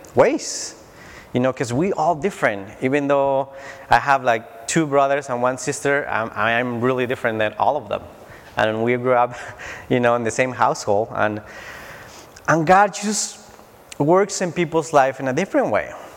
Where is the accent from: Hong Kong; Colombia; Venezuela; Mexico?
Mexico; Tijuana, Baja California; moved away; I grew up in Tijuana, Mexico